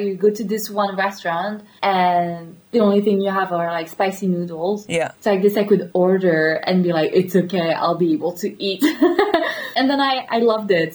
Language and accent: English; Paris area, Île-de-France, France; moved away; also born or lived in Latvia; I'm from Paris area. So when people ask me where I'm from, I'm just saying Paris.